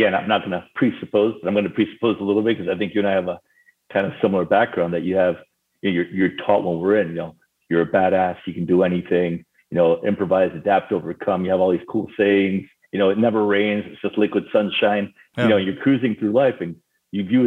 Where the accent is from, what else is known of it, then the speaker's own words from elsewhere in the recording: Paris, Île-de-France, France; moved away; also born or lived in Argentina; I was actually born in Argentina and I grew up in Paris, France.